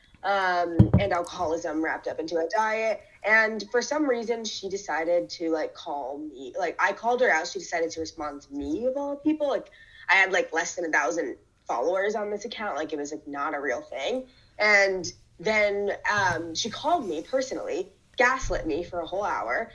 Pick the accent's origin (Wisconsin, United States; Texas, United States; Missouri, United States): Missouri, United States; Ferguson; I grew up in Ferguson